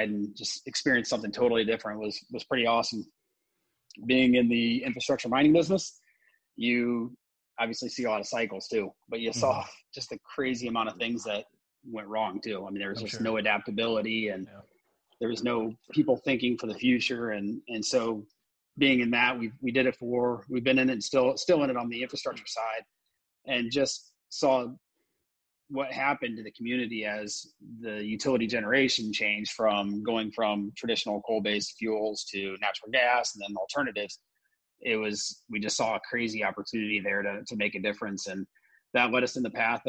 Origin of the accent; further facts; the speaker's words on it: Indiana, United States; moved away as an adult; also born or lived in New York / Australia; I was also born and raised in Indiana